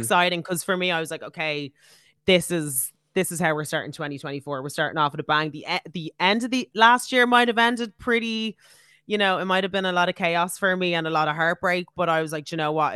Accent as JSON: {"language": "English", "country": "Ireland", "said": "as Irish people"}